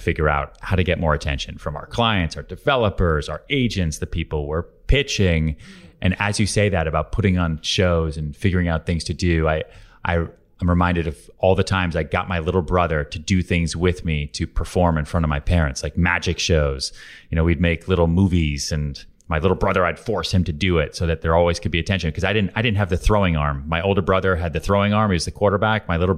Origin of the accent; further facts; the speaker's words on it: Houston, Texas, United States; also born or lived in Long Island / Boston / New York; I was born in Houston, Texas, grew up there, bounced around Long Island outside Boston way before I ever came to New York.